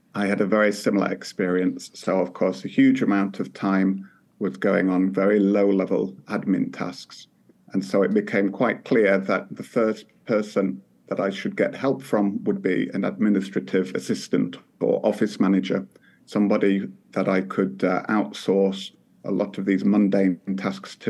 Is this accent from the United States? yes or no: no; United Kingdom; now in Finland; as a Brit here in Finland